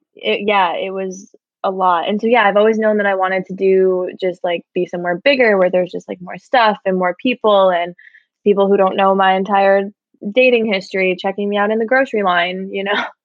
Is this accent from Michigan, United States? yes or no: yes; Michigan, United States; now in Brooklyn, United States; I live in Bushwick, Brooklyn, and I am originally from Michigan.